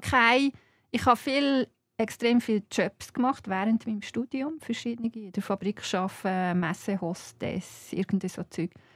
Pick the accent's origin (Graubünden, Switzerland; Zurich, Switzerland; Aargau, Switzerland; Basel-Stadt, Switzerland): Aargau, Switzerland; Zeiningen; ich komme aus Zeinigen. Und Zeinigen ist, als ich Kind war, jetzt ist es gewachsen, aber als ich Kind war, war es klein